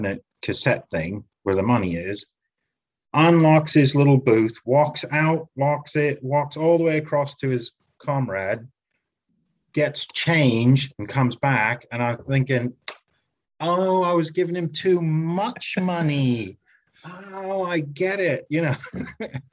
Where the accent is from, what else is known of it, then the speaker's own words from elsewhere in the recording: United States; moved away as an adult; now in United Kingdom; I'm American, but I live in the UK now because my wife's English